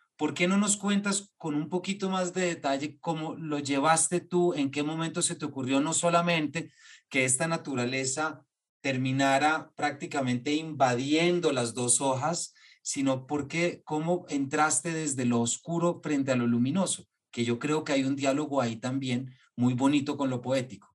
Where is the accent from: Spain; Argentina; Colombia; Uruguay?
Colombia; como colombianos y creadores y artistas